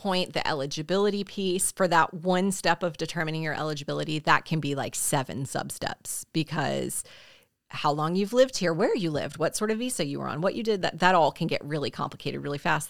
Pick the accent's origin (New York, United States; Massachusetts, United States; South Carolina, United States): South Carolina, United States; my home state of South Carolina